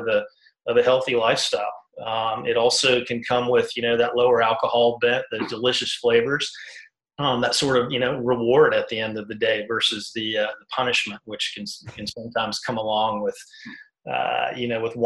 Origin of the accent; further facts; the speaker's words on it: South Carolina, United States; moved away; From the Carolinas, man. My father was a Southern Baptist preacher, so born and raised in mainly in South Carolina